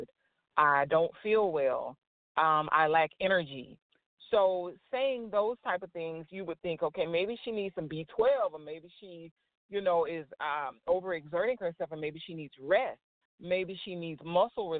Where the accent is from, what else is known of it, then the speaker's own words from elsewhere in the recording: Florida, United States; I'm originally from Florida, so I was born and raised in Florida.